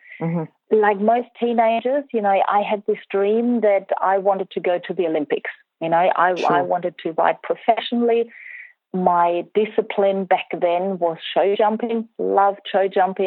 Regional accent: Germany; I grew up in Germany.

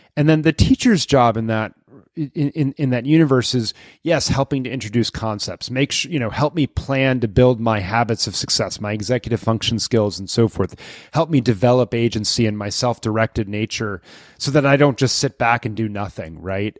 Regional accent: Lexington, Massachusetts, United States; my hometown of Lexington, Massachusetts

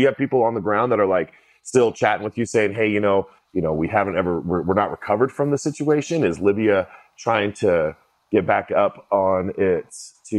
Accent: United States; I'm an American.

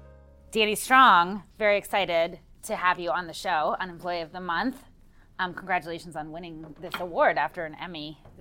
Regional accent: Washington, District of Columbia, United States; I also grew up in a really WASPy area in D.C. and was Jewish

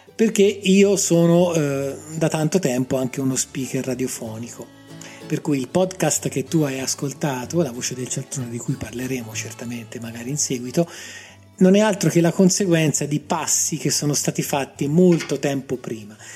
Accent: Grosseto, Tuscany, Italy; moved away as an adult; now in Rome, Italy; Io sono nato a Roma, ma praticamente da ragazzino per motivi chiaramente legati al lavoro dei miei genitori, mi sono trasferito a Grosseto. Quindi io ho vissuto 30 anni a Grosseto, tutta la mia adolescenza, la mia gioventù, gli anni quelli che ti formano, li ho vissuti lì

